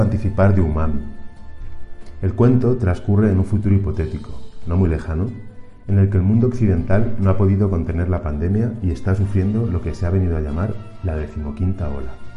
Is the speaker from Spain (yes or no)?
yes; Albacete, Castilla-La Mancha, Spain; also born or lived in Barcelona; now in Mexico; Nací en Albacete. He vivido gran parte de mi vida adulta en Barcelona y desde hace siete años trabajo en México